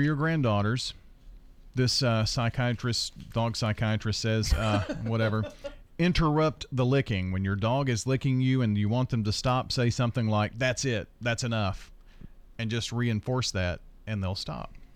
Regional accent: Murfreesboro, Tennessee, United States; Murfreesboro, Tennessee

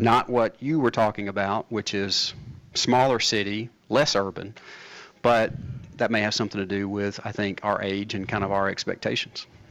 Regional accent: Murfreesboro, Tennessee, United States; I grew up in Blackman.

